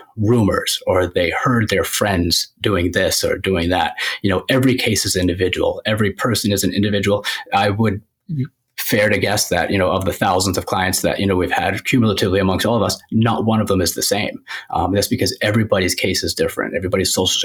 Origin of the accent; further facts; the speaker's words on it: Biddeford, Maine, United States; also born or lived in New Hampshire / Scarborough, Maine; I grew up in Biddeford, went to school in New Hampshire, went to college in New Hampshire, and now I live in Scarborough